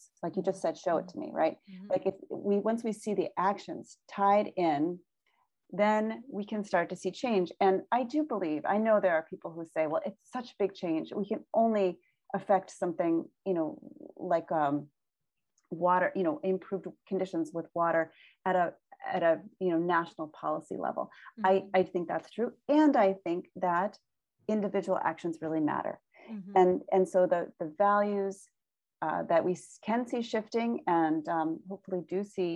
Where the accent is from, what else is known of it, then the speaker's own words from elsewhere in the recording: Boston, Massachusetts, United States; moved away; also born or lived in Lake Michigan area (born); I grew up near Boston